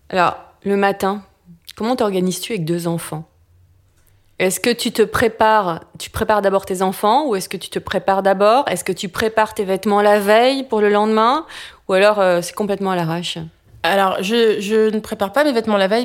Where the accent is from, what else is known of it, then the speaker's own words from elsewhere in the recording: United States; moved away; j'ai grandi aux États-Unis.